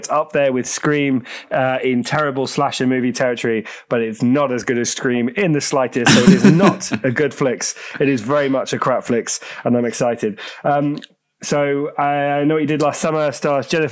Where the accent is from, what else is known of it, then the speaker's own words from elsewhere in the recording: Jersey; I'm from Jersey and the Channel Islands, people. Jersey, original Jersey, rather than New Jersey.